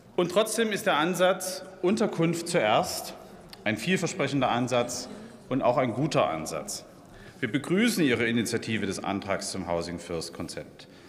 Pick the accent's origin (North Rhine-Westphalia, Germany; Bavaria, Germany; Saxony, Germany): Saxony, Germany; Dresden; in meiner Heimatstadt Dresden